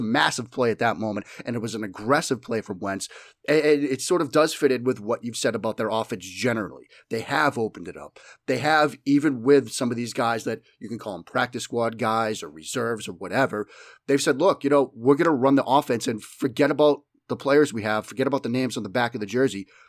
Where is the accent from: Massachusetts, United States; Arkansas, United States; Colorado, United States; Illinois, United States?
Massachusetts, United States; Boston; accent: flagrant Boston; my flagrant Boston accent